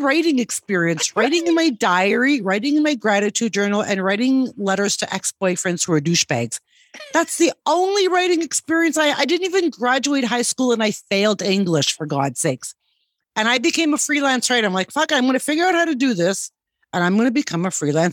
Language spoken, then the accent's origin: English; Canada; moved away as an adult; now in Guatemala; I am a Canadian